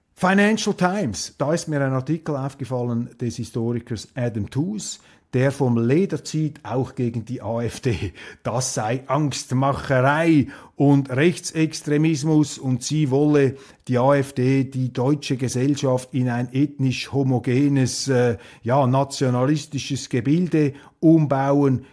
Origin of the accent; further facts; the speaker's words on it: Switzerland; als Schweizer